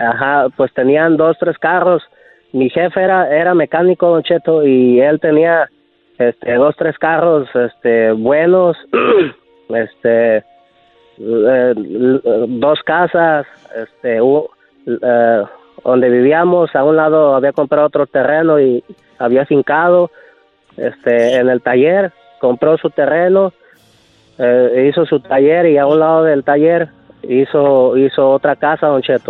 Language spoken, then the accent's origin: Spanish; Lázaro Cárdenas, Michoacán, Mexico; yo tenía unos nueve años, diez años y este, y nosotros éramos de, bueno, somos de ahí de Lázaro Cárdenas, Michoacán.